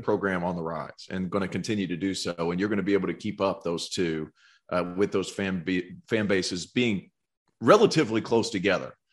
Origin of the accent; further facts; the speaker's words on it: Tennessee, United States; growing up in Tennessee